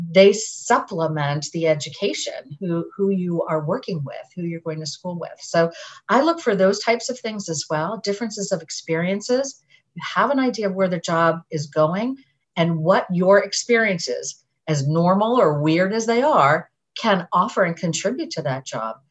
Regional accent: Massachusetts, United States; I grew up in Massachusetts and, and I'm part of a, a community there

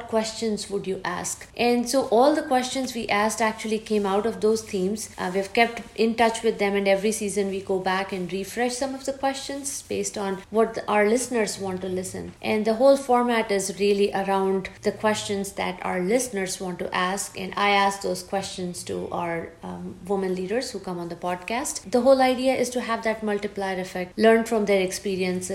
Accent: India; moved away as an adult; I grew up in India. Came here after my grad school for another grad degree. I have been here almost 26 years now

